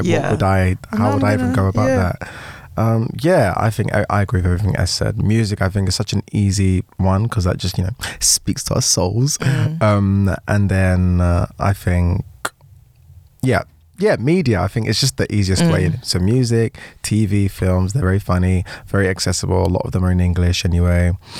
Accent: United States; Did I mention I'm unfortunately American?

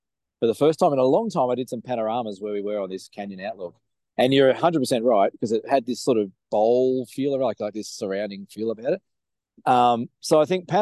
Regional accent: Australia; we're from Australia

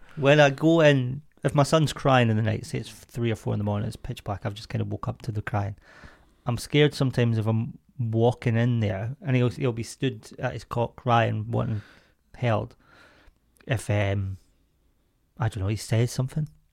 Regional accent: Scotland, United Kingdom

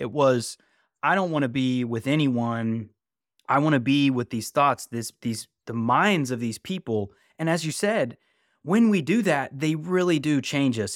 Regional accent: West Virginia, United States; also born or lived in California; now in North Carolina, United States; growing up in West Virginia

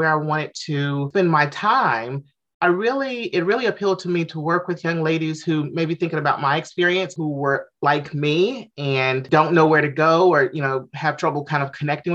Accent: Jackson, Mississippi, United States; moved away as an adult; now in Atlanta, United States; I moved to Atlanta in 2008. I'm originally from Mississippi, Jackson, Mississippi

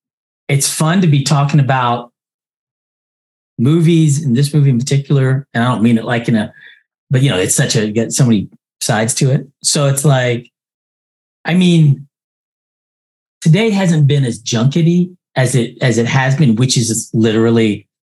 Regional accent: Kentucky, United States; I'm from Kentucky

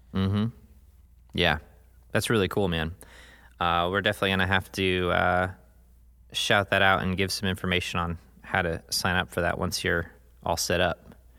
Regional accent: United States; growing up in the United States

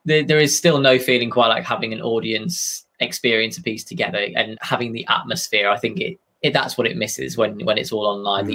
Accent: Cumbria, North West England, United Kingdom; I'm from Cumbria

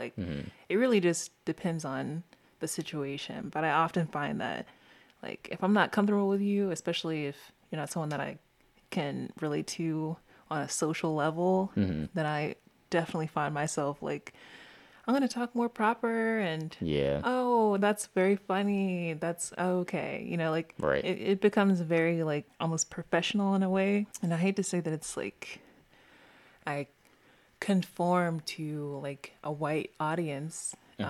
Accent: the South, United States; And so for me personally, I know I'm from the South.

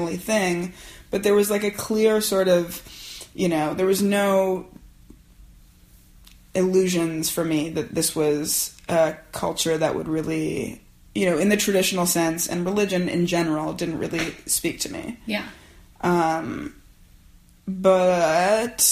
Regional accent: Canada; moved away as an adult; now in United States; I'm a Canadian who married an American who's been living here for 8 years, who has a green card

